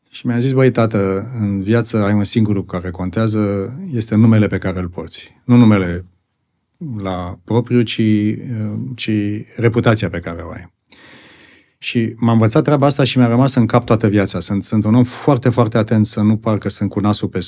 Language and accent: Romanian; Bucharest, Romania; born there; Și așa am, eu, eu m-am născut în București.